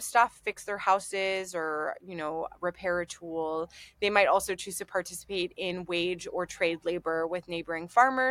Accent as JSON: {"language": "English", "town": "Montreal", "region": "Quebec", "country": "Canada", "tie": "born or raised there", "moved": "yes", "lives_now": "Durham, United Kingdom", "said": "where I grew up in Montreal, we lived in townhouses"}